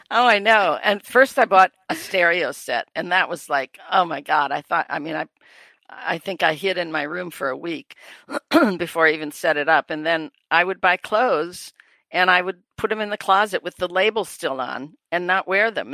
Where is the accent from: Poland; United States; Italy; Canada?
United States; Wisconsin; moved away; also born or lived in New York; I'm from Wisconsin.